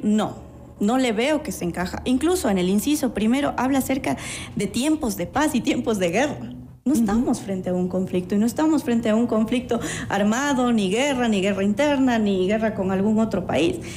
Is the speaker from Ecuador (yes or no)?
yes; Ecuador; nosotros como ecuatorianos